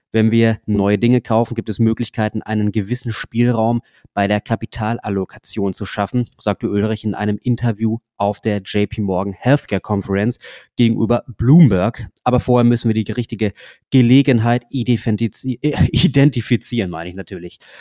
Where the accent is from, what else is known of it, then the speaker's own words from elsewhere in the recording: Germany; bei uns in Deutschland